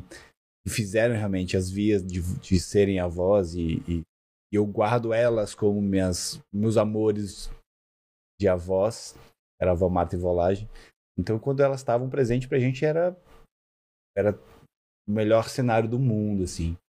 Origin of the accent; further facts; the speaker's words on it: Rio de Janeiro, Brazil; eu nasci no Rio, né? E eu sempre fui muito molecão, assim, de, de, de galera, de futebol, de estar tá na rua. Cresci muito em olaria, na casa da minha avó